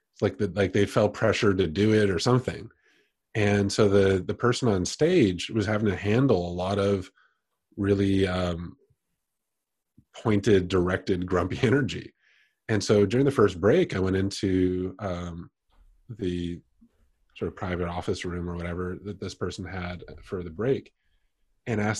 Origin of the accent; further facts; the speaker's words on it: Toronto, Ontario, Canada; moved away as an adult; also born or lived in London, Ontario, Canada / South Korea / India / Bali, Indonesia; now in New York, United States; I was born in London, Ontario, Canada, grew up mostly in Toronto and lived around there through my youth